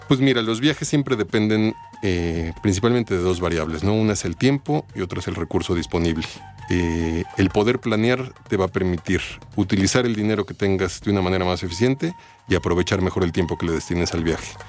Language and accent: Spanish; Mexico; llevamos toda una vida viviendo aquí y no conocemos México en su totalidad